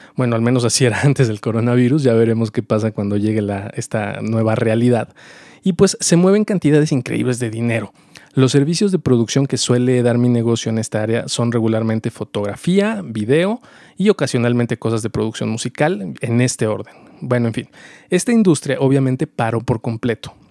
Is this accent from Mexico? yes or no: yes; Mexico; also born or lived in Mexico City; Soy mexicano, vivo en la Ciudad de México